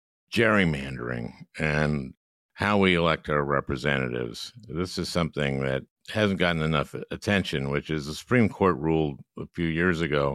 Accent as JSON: {"language": "English", "region": "Minnesota", "country": "United States", "said": "I'm from Minnesota"}